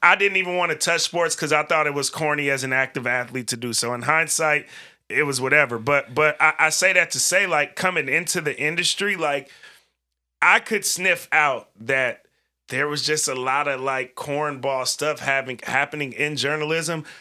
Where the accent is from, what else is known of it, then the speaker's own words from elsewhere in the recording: Bay Area, California, United States; moved away as an adult; now in Portland, United States; I grew up in California in the Bay Area, came to college out here